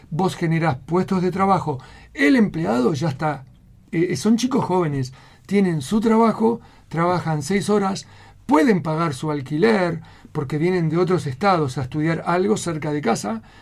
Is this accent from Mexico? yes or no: no; Spain; now in Utah, United States; Yo vine de España en donde era un adicto al buen café.